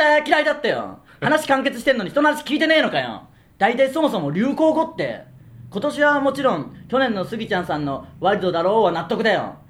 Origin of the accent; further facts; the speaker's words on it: Okayama, Japan; moved away; 僕らの地元、岡山県で